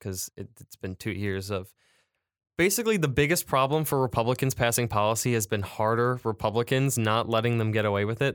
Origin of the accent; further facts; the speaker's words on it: Macomb, Michigan, United States; I'm from Macomb